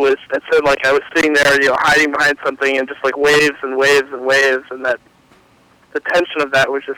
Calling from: Massachusetts, United States; from Massachusetts.

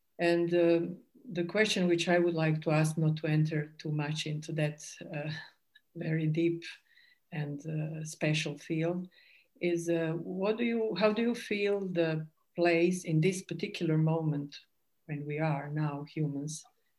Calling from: Zagreb, City of Zagreb, Croatia; I'm speaking from Zagreb in Croatia.

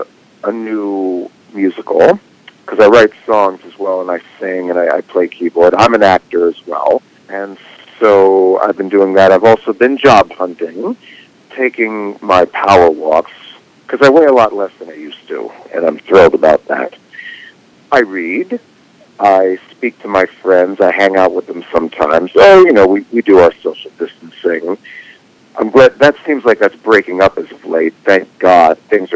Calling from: Los Angeles, California, United States; Oh, I'm calling from Los Angeles.

